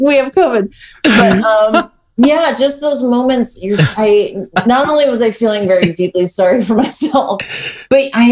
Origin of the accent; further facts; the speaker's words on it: New York, United States; I grew up in New York